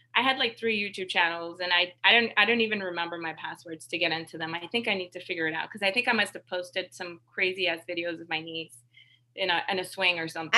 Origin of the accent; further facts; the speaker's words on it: the Hamptons, New York, United States; a vanilla Latina, uh, growing up in the Hamptons